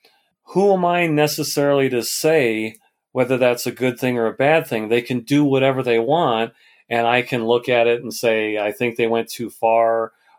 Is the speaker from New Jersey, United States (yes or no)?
no; Colorado, United States; images of Colorado, because I love my home state